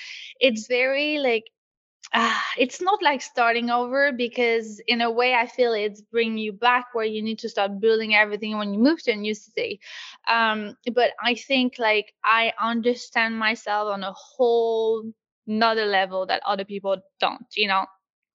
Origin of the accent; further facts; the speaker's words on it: Quebec, Canada; also born or lived in Los Angeles / London; now in Paris, France; I moved obviously from Quebec to LA to London, and then I did London to Paris.